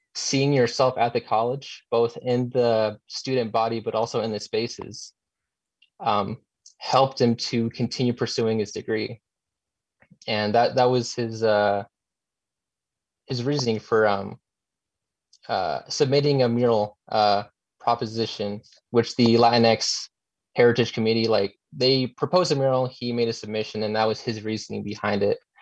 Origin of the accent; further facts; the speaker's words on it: Utah, United States; I was born and raised here in Utah